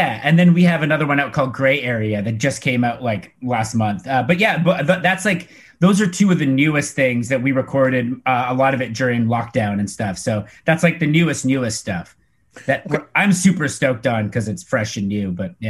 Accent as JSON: {"language": "English", "country": "Canada", "said": "We're from Canada. Most of us live in Vancouver. One of us lives in Toronto."}